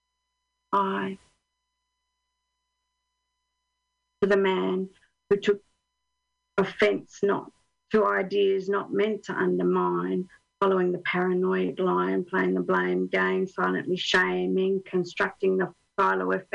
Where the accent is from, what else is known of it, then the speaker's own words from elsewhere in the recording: Australia; now in Finland; I'm Australian